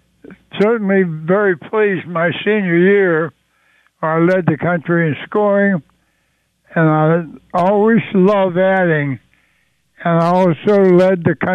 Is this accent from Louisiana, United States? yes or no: no; Swissvale, Pennsylvania, United States; I spent so much time as a youngster growing up on the playgrounds in Swissville, my hometown.